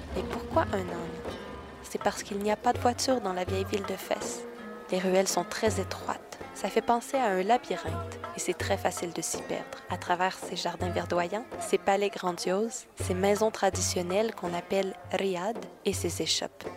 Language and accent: French; Quebec City, Quebec, Canada; je viens de la ville de Québec, mais je suis présentement très très loin du Québec.